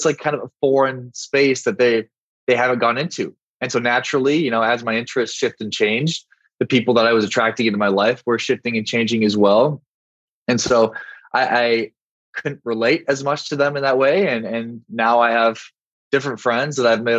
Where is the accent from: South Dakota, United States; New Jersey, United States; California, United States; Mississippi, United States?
South Dakota, United States; moved away; also born or lived in Miami; I'm from South Dakota.